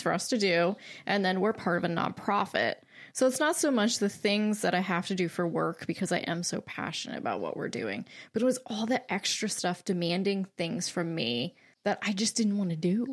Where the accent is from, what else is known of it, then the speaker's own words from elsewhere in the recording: Lancaster, Pennsylvania, United States; I'm from Lancaster, so I have not moved